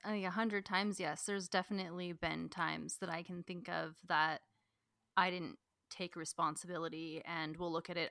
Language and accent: English; Washington, United States; I grew up in Washington, a lot of rain